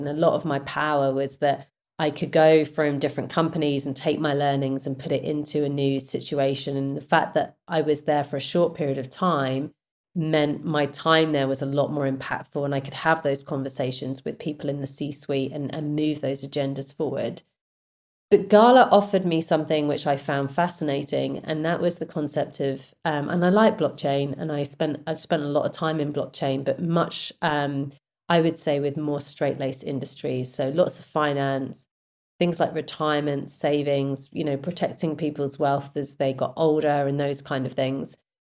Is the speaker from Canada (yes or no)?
no; United Kingdom; I'm a Brit, and we have a certain work culture